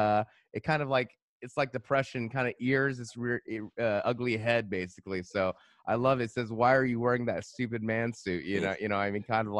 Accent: United States; as an American

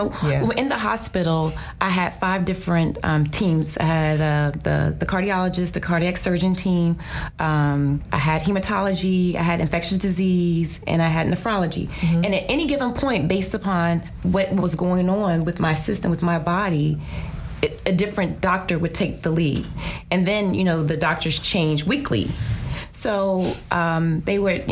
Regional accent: Virginia, United States; my home state of Virginia

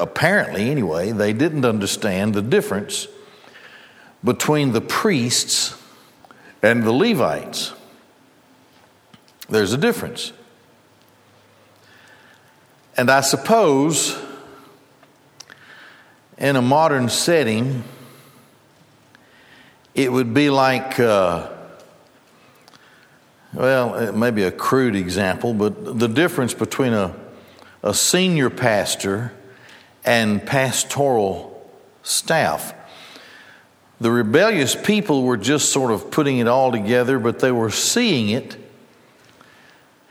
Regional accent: Gadsden, Alabama, United States; I grew up in Gadsden, and the labor union of Goodyear

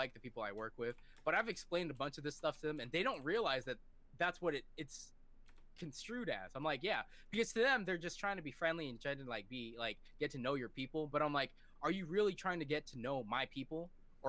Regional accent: Washington, United States; also born or lived in California / Thailand (parents) / Laos (parents); I'm from Washington

